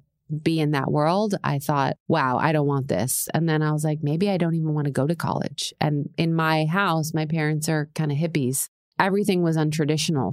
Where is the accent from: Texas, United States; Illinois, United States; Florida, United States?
Florida, United States; Tampa; also born or lived in San Diego, California / New York City; So the first 9 years of my life was San Diego. The second 9 years of my life was Tampa, Florida.